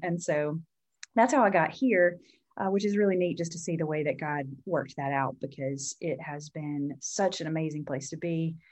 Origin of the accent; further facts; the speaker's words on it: Mississippi, United States; moved away as an adult; I, I grew up in Mississippi